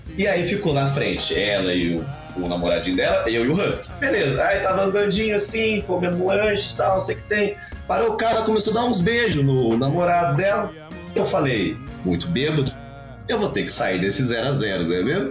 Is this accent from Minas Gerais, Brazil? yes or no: yes; Minas Gerais, Brazil; eu sou de Minas Gerais, lá a gente não tem muita coisa pra fazer